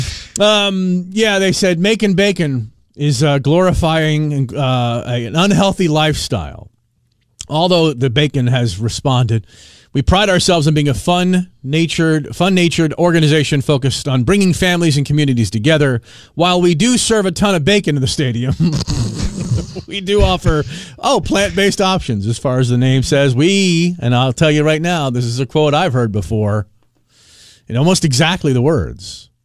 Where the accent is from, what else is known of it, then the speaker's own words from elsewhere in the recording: Arlington, Virginia, United States; now in Knoxville, United States; my hometown of Arlington, Virginia